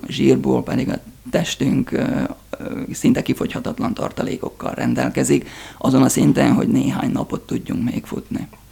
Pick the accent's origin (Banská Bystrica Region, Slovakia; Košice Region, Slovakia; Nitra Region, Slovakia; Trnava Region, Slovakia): Trnava Region, Slovakia; Csallóköz; csalóközkördön nőttem fel